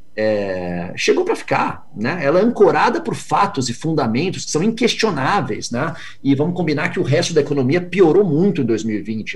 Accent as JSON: {"language": "Portuguese", "country": "Brazil", "said": "me anuncio como sendo brasileiro"}